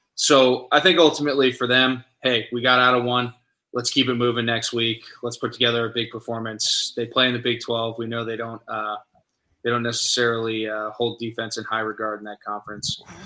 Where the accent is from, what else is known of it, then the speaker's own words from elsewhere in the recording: Fluvanna County, Virginia, United States; where I grew up in Fluvanna